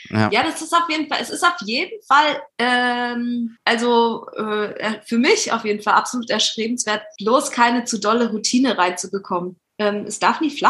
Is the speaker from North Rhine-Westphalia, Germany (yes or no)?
no; Hinterzarten, Baden-Württemberg, Germany; also born or lived in Titisee-Neustadt; now in Berlin, Germany; komme eigentlich aus einem Dörflein, äh, genau ungefähr einen Kilometer weiter hinter Zarten.